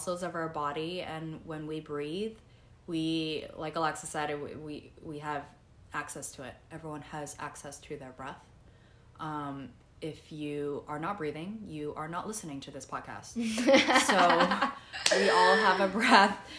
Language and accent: English; New York City, New York, United States; So I grew up in Fresh Meadows, Queens. Queens girl at heart